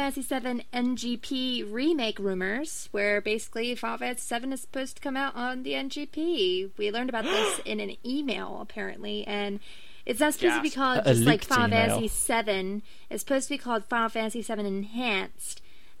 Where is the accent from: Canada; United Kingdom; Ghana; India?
United Kingdom; England; I'm English.